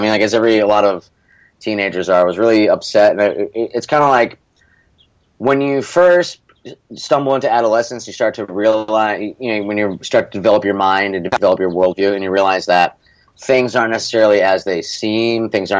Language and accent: English; Scranton, Pennsylvania, United States; one of the parts of growing up in Scranton is that it's not a suburb of any other major city